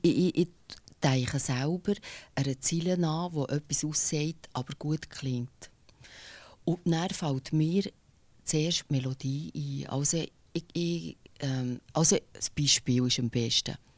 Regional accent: Bernese German, Switzerland; accent: Berndeutsch; first language Bernese German; Berndeutsch, ich find, also meine Muttersprache

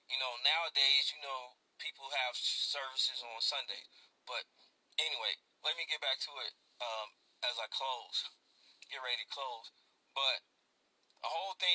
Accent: Gary, Indiana, United States; during my 21 years growing up in Gary, Indiana

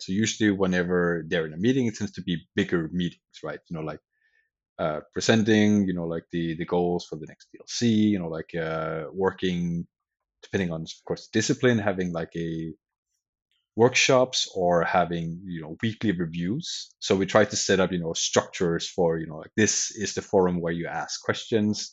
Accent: Denmark; moved away as an adult; also born or lived in Sweden; I'm from Denmark originally

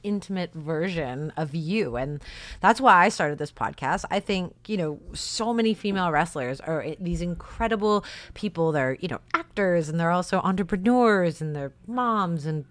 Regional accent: Canada; moved away; we're Canadian and we can't basically live in Canada and do this job

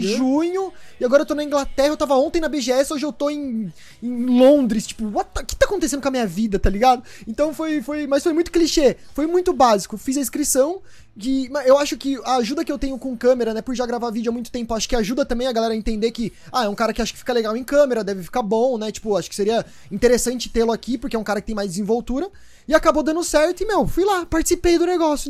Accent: São Paulo, Brazil; eu sou de São Paulo, eu tenho 26 anos

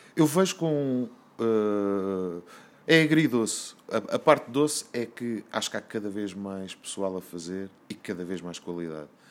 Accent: Azores, Portugal; sobre os Açores, sobre a minha terra

